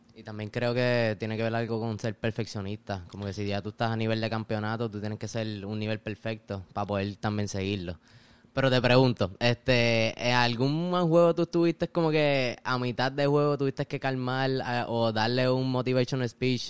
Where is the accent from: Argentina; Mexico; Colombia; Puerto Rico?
Puerto Rico; Caguas; Soy de Cagua